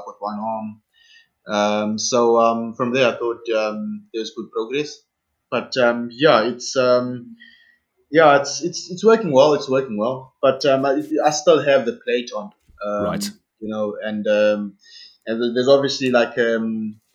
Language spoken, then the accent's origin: English; South Africa; first language Xhosa; English is a second language; moved away as an adult; I was going to be the only Black South African for the circuit